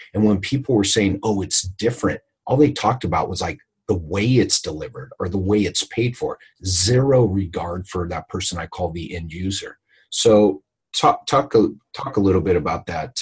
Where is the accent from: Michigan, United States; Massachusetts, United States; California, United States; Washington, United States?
California, United States; I'm from California